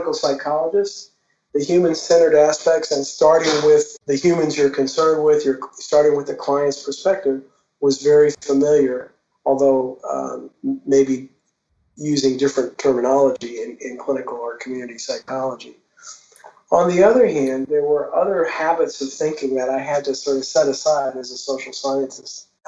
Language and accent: English; New Orleans, Louisiana, United States; moved away; my hometown of New Orleans